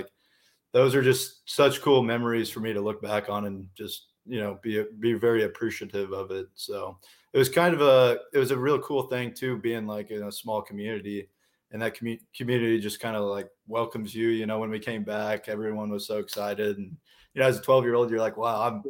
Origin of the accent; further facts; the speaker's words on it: Kearney, Nebraska, United States; growing up in Kearney, pretty much everyone plays sports